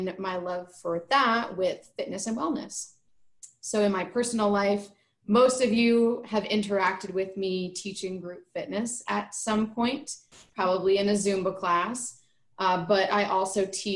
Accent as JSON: {"language": "English", "region": "New Jersey", "country": "United States", "also_born_or_lived": "New York", "moved": "as an adult", "lives_now": "Bakersfield, United States", "said": "I am originally from New Jersey, went to school in New York. All my family is back in Jersey. And moved out here for my job at Cal State"}